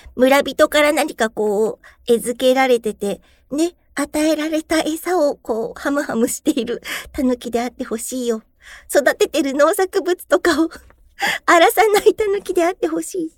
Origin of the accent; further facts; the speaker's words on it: Aomori, Japan; born or raised there; now in Tokyo, Japan